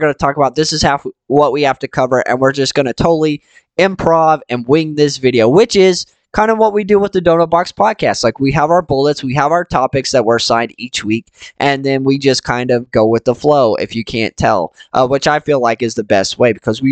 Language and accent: English; Georgia, United States; Micah and I grew up in Georgia